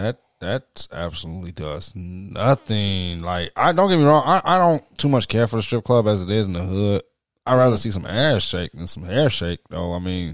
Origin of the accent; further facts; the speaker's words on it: Detroit, Michigan, United States; I'm from Mack and Van Dyke.